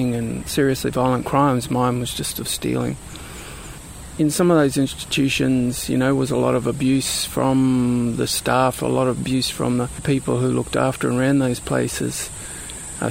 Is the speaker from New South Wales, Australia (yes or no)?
no; Brisbane, Queensland, Australia; now in Sunshine Coast, Australia; I grew up in Brisbane, which is a little bit further south and a little bit further inland.